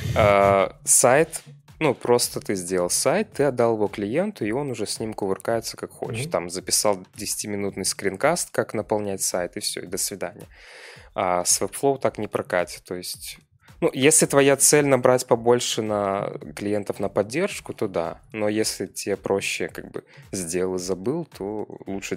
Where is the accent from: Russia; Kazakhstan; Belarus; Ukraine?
Belarus; Pinsk, Brest Region; also born or lived in Minsk; я же из Пинска.